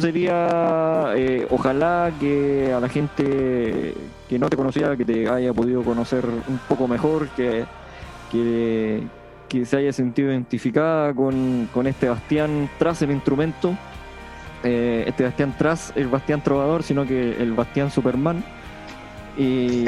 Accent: Punitaqui, Coquimbo, Chile; Yo, que soy de Punitaki

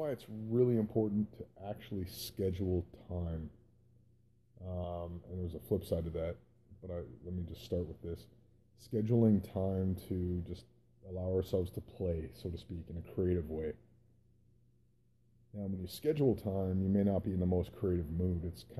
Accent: Canada; also born or lived in Calgary, Alberta, Canada; I grew up in Canada

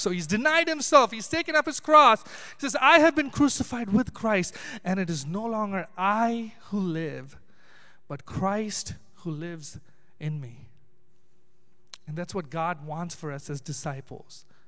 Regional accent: Chennai, Tamil Nadu, India; I'm from Chennai, which is down south

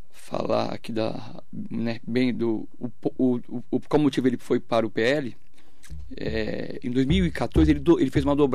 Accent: Suzano, São Paulo, Brazil; born there; É, nasci em Suzano, é, no Hospital São Sebastião, né, era, o, era o, é hospital mais antigo da cidade

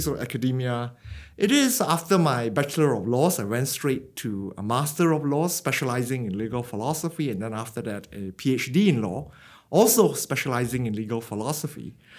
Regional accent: Penang, Malaysia; moved away as an adult; now in Australia; I grew up in Penang, a tropical island in the northern region of Malaysia. So I did my schooling there.

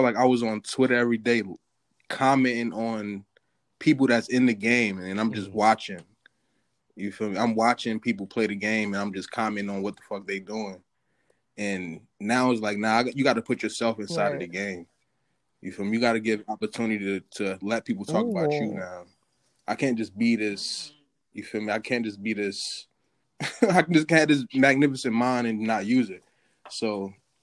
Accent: East Orange, New Jersey, United States; moved away; I'm from Jersey though. I went to East Orange High.

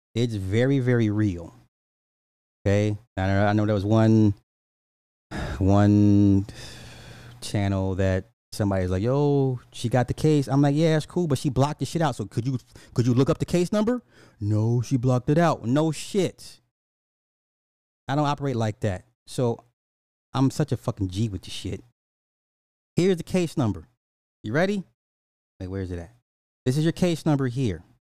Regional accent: Illinois, United States; my home state, Illinois

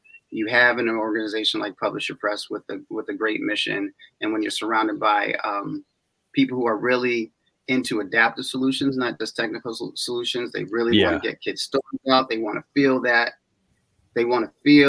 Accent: East Hartford, Connecticut, United States; I'm from East Hartford

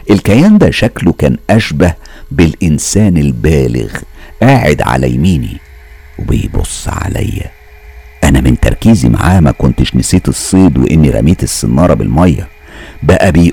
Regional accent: Mansoura, Dakahlia, Egypt; احنا زي ما انتوا عارفين وواضح من حكايتي ان احنا من المنصورة واحنا من المنصورة نفسها وكانت زمان المنصورة فاضية مش زي دلوقتي مليانة عمار وناس

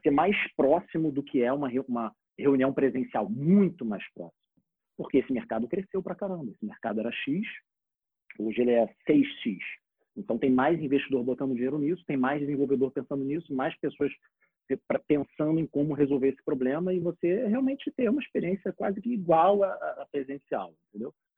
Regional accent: Rio de Janeiro, Brazil; eu sou do Rio

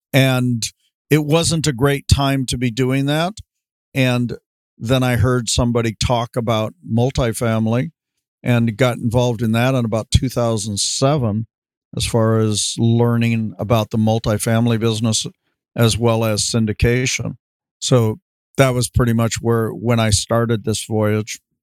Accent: Los Angeles, California, United States; also born or lived in Van Nuys; now in Camarillo, United States; I basically grew up in in West LA, at least from the fourth grade on

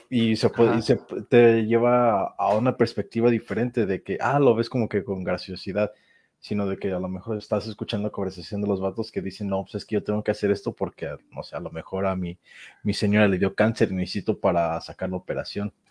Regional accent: Mexico; Como buen, universitario mexicano lo

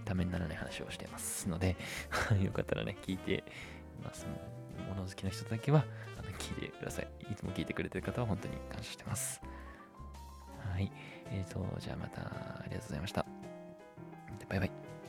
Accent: Gamagori, Aichi, Japan; 僕の地元のラグーナ蒲郡っていうとこにもね

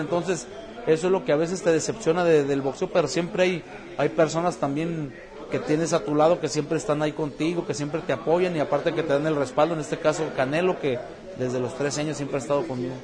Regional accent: Mexico; born or raised there; moved away as an adult; now in San Diego, United States

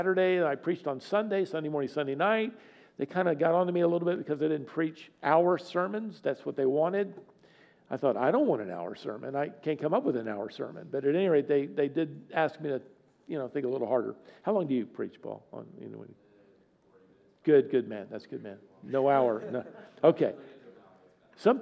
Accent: Virginia, United States; moved away as an adult; also born or lived in Tennessee / Dallas, Texas; now in North Carolina, United States; I'm from Virginia

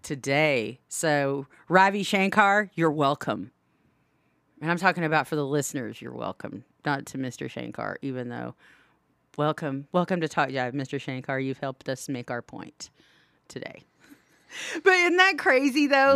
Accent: Southwest Oklahoma, United States; We're Indians from Southwest Oklahoma

